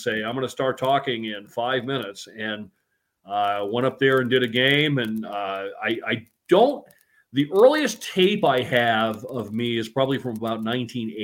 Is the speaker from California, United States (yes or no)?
no; Northern New Hampshire, United States; moved away as an adult; now in Geneva, United States; I grew up in New England. I'm from Northern New Hampshire